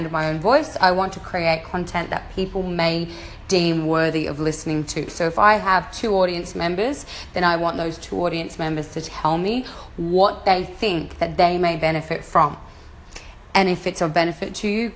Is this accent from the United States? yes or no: no; Australia; moved away as an adult; my home country, Australia